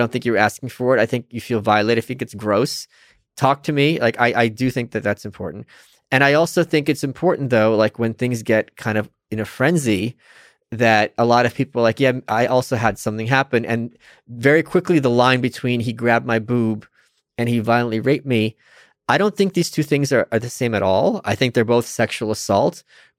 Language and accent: English; New York, United States; Maybe it's because I'm a New Yorker. No, I'm serious. Yeah. Here's why. In New York, a lot of times, you'll be walking with your friend